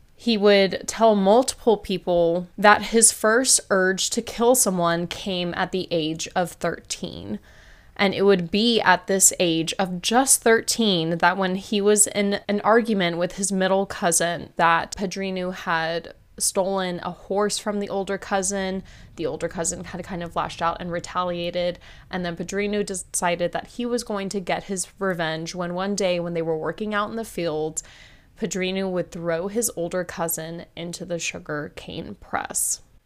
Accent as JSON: {"language": "English", "country": "United States", "said": "I'm American"}